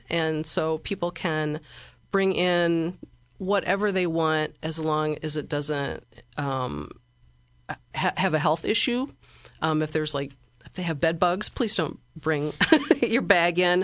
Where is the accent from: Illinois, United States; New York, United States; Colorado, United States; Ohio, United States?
Illinois, United States; Bloomington; moved away as an adult; also born or lived in La Crosse, Wisconsin; now in Springfield, United States; I'm from Bloomington. That's where I spent most of my life, I grew up, uh, in rural Bloomington, near Lake Bloomington